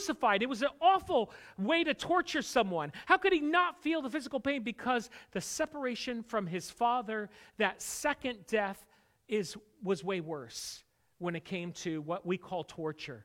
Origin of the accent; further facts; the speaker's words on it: Connecticut, United States; I grew up in Connecticut, but I didn't grow up a churchgoer